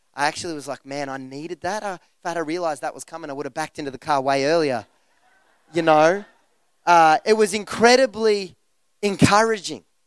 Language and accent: English; Geelong, Victoria, Australia; the church that we grew up in Geelong